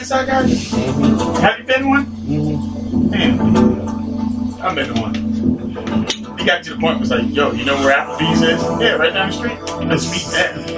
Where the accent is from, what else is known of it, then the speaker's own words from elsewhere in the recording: United States; I'm American.